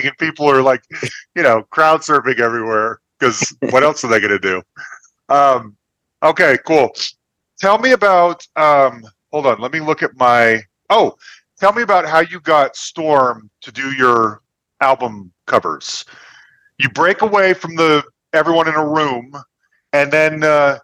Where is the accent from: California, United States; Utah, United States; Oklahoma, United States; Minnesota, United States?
Utah, United States; Salt Lake City; moved away; also born or lived in Kalamazoo, Michigan; I'm originally from Salt Lake City, Utah.